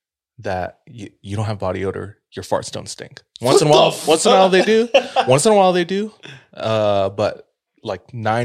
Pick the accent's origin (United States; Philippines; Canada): Philippines; And I say this as a Filipino.